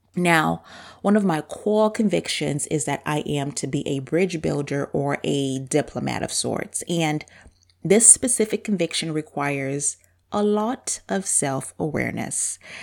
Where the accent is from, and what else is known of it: Zambia; born or raised there; accent: super deep accent; first language Bemba; English is a second language; now in United States